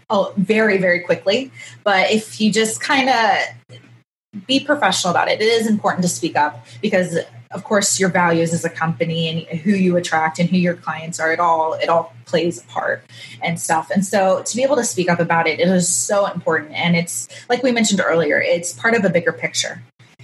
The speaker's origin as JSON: {"language": "English", "town": "Kansas City", "region": "Midwest", "country": "United States", "tie": "born or raised there", "moved": "yes", "lives_now": "Southern California, United States", "said": "I grew up in the Midwest, there wasn't a ton of mixed people"}